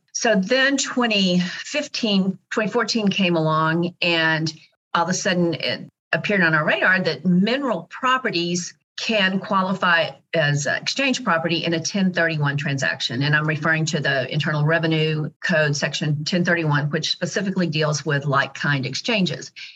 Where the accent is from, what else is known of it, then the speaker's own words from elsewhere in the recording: Dallas, Texas, United States; So I'm actually a native Dallasite, second generation